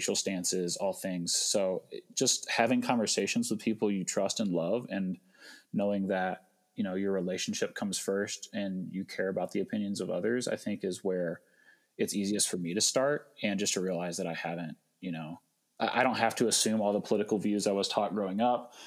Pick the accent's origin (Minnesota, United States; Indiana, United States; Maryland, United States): Indiana, United States; just outside of Evansville, Southern; I grew up in Southern Indiana, just outside of Evansville